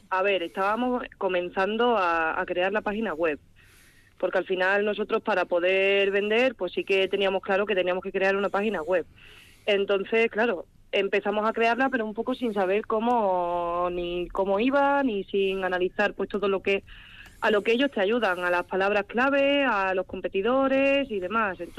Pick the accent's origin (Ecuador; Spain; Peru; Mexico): Spain; Cádiz, Andalusia; now in Quintana, Spain; yo vengo de Cádiz